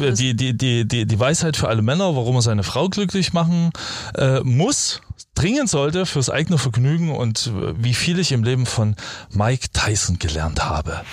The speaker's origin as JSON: {"language": "German", "country": "Germany", "first_language": "German", "moved": "yes", "said": "Als Deutscher."}